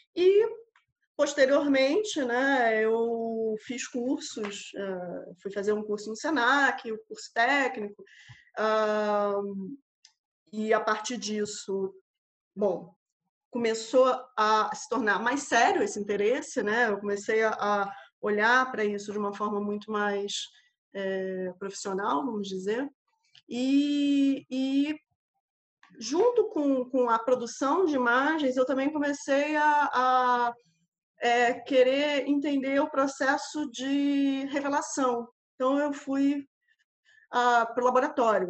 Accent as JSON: {"language": "Portuguese", "region": "Rio de Janeiro", "country": "Brazil", "tie": "born or raised there", "also_born_or_lived": "Macapá, Amapá, Brazil", "moved": "as an adult", "lives_now": "Coimbra, Portugal", "said": "nasci no Rio de Janeiro, por, porém me mudei para o extremo norte do país, para Macapá, e onde morei por uh, ah, 10 anos"}